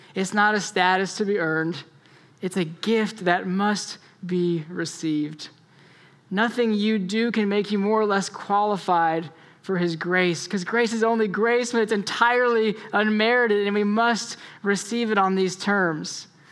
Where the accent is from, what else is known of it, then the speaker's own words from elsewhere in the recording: Florida, United States; And so I grew up in Florida